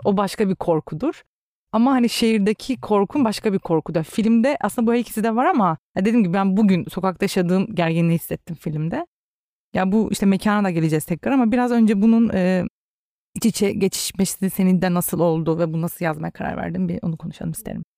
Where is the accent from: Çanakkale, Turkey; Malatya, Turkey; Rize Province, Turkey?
Rize Province, Turkey; Rize'de doğup büyüdüm